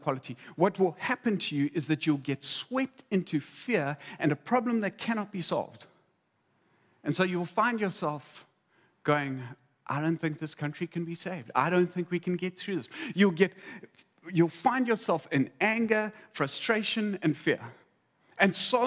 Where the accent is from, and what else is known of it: South Africa